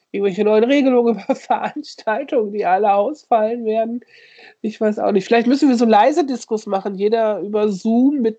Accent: North Rhine-Westphalia, Germany; Ich komme ja aus der Grenzregion aus Saarbrück, Ostwestfalen so, ne?

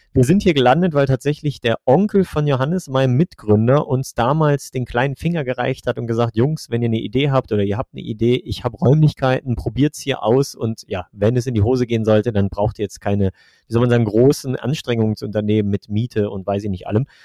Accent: Velbert, North Rhine-Westphalia, Germany; moved away as an adult; now in Trier, Germany; ich komme ursprünglich eigentlich aus Nordrhein-Westfalen, aus, äh, ich sage immer so, aus der Mitte zwischen Wuppertal und Essen, aus Felbert

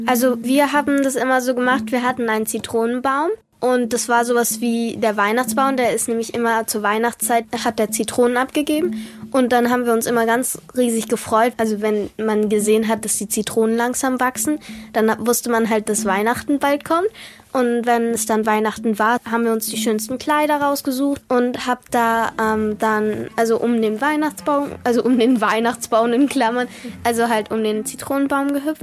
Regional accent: Australia; now in Germany

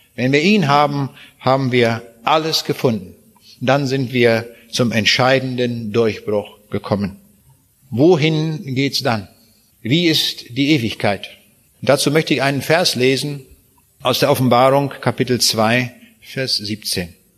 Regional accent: Braunschweig, Lower Saxony, Germany; Ich komme aus Braunschweig

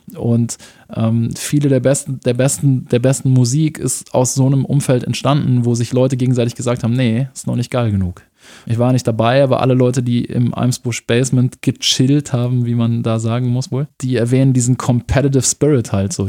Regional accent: Munich, Bavaria, Germany; also born or lived in Erding; ich bin dann in München aufgewachsen, im Norden von München, Milbertshofen

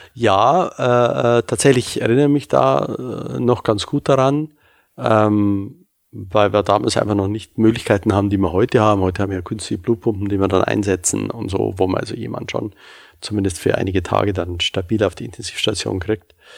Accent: Munich, Bavaria, Germany; moved away as an adult; now in Hamburg, Germany; Ich komme ja ursprünglich aus München, wie Sie vielleicht hören

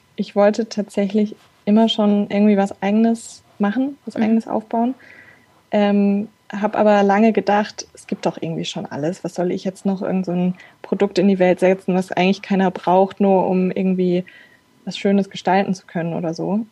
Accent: Frankfurt, Hesse, Germany; moved away as an adult; now in Darmstadt, Germany; ich komme aus Frankfurt, ähm, bin aber jetzt schon seit einigen Jahren in Darmstadt

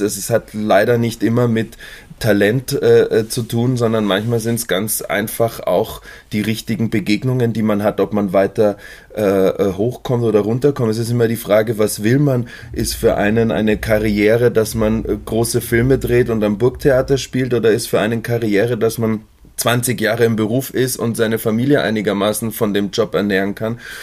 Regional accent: Munich, Bavaria, Germany; ich bin in München aufgewachsen

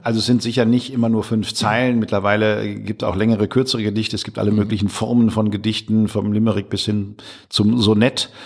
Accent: Münsterland, North Rhine-Westphalia, Germany; moved away as an adult; now in Ruhr area, Germany; Ich bin seit 25 Jahren hier mit der Familie mhm. äh, oder mittlerweile mit Familie und äh, bin ja aus dem Münsterland

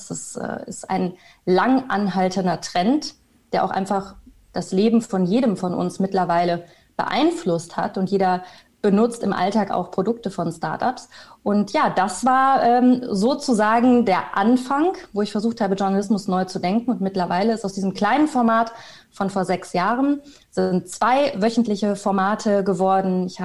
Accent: Bielefeld, North Rhine-Westphalia, Germany; moved away as an adult; ich komme aus Bielefeld, äh, bin ich dann mit 19 nach Köln gezogen und habe Medienmanagement studiert.

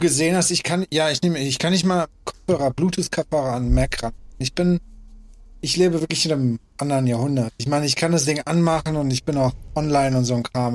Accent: Afghanistan; moved away; Ich bin geboren in Afghanistan

